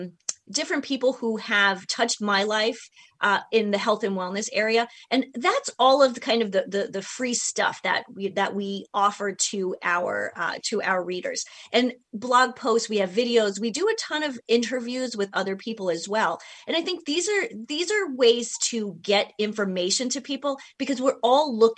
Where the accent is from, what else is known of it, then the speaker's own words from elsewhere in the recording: New York, United States; moved away; I'm from New York, you know, originally